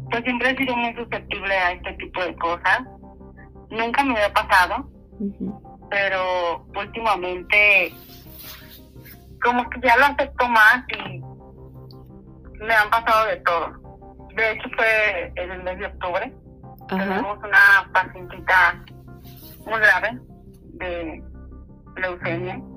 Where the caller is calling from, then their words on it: Guadalajara, Jalisco, Mexico; les hablo de Guadalajara.